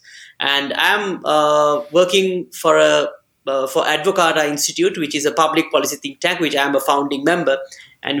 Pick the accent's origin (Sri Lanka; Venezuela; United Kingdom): Sri Lanka; I'm completely a local boy. I pretty much in my entire life, I have been in Sri Lanka.